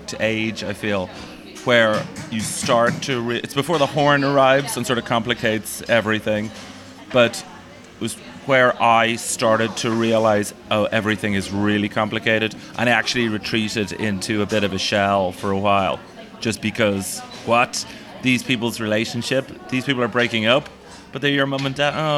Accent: Dublin, Leinster, Ireland; I see myself as an Irish person and a Dubliner and someone from Leinster

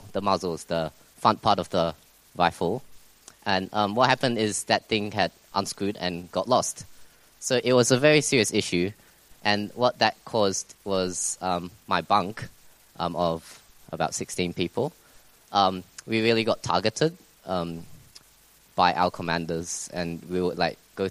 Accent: Singapore; now in Melbourne, Australia; as a Singaporean, all males are required to go to Singapore to serve 2 years in army

